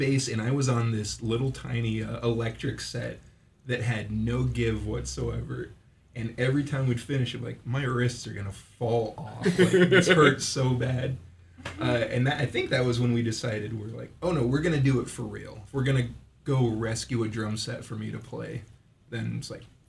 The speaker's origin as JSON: {"language": "English", "area": "Salem, McMinnville, Albany", "region": "Oregon", "country": "United States", "tie": "born or raised there", "said": "I grew up in Salem, McMinnville, but Albany was where you did like the second half growing up."}